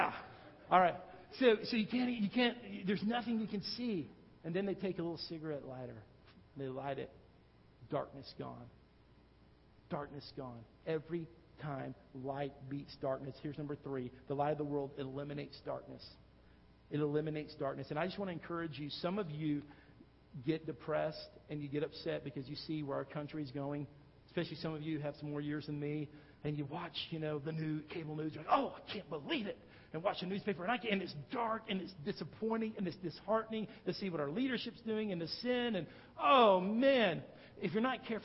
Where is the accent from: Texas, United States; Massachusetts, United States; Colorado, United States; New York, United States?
Texas, United States; growing up in Texas